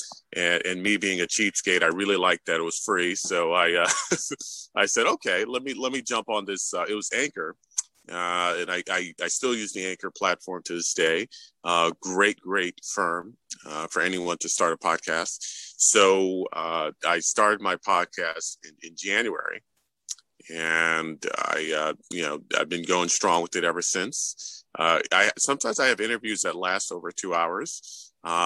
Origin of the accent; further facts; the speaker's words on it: New York City, New York, United States; My parents are actually immigrants from Haiti, and I was born and raised in New York City, so they had me here